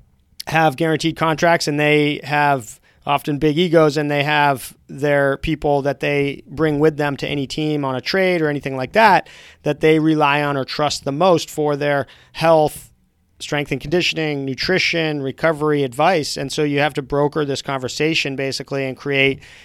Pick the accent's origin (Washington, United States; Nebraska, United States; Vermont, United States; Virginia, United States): Vermont, United States; as a kid growing up in Vermont